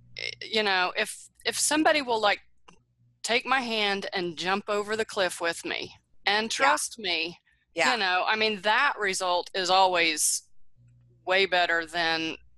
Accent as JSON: {"language": "English", "town": "Houston", "region": "Texas", "country": "United States", "tie": "born there", "said": "I was born in Houston, does that count?"}